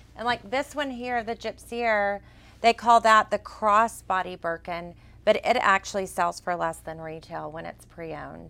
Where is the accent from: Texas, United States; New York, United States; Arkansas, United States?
Texas, United States; accent: Texas; my Texas accent.